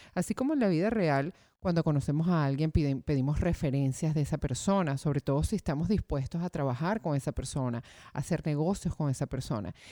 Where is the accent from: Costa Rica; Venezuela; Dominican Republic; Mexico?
Venezuela; moved away; yo que vengo de Venezuela